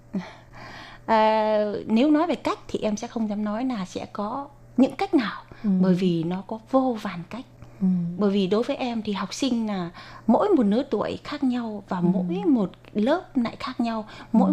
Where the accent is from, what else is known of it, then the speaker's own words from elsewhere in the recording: Vietnam; first language Vietnamese; now in Taiwan; em đã mang tiếng quê hương mình để truyền bá ở một nơi xa xôi